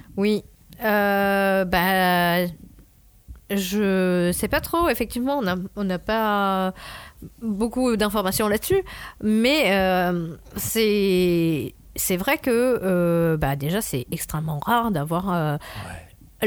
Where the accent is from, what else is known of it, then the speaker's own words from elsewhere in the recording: France; en tant que Français